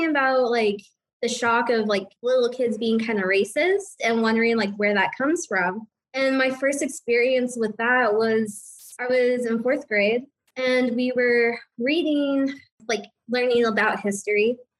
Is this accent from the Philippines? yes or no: yes; Philippines; So I'm like, dude, wow. I'm Filipino.